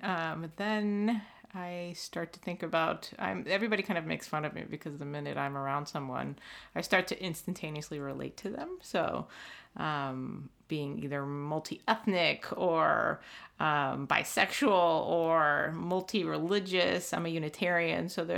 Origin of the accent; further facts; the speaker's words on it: United States; certainly very aware of the freedoms and rights I had as a girl growing up in the United States.